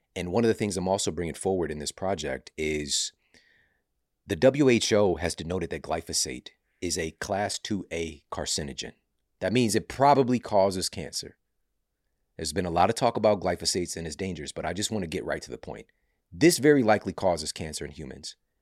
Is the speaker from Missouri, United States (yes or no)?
yes; St. Louis, Missouri, United States; Saint Louis University, which is, you know, my hometown